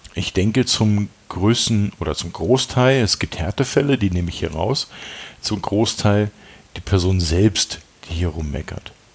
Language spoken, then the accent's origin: German; East Germany, Germany; ich bin selber Ossi